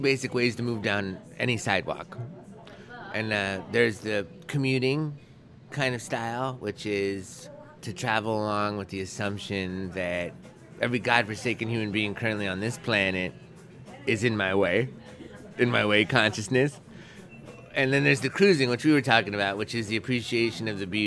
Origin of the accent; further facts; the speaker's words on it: New York City, New York, United States; also born or lived in Kansas City; I grew up in Riverdale, which is the North Bronx